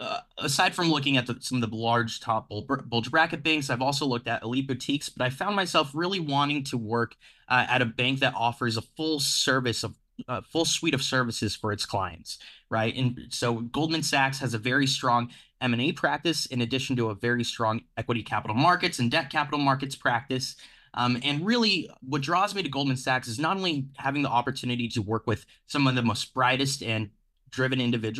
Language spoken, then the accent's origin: English; Phoenix, Arizona, United States; So I grew up in Phoenix, Arizona. When I was deciding where to go to college, really, I come from a working class background